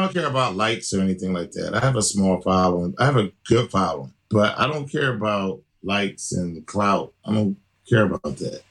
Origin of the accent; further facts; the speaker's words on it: Philadelphia, Pennsylvania, United States; here in my hometown of Philly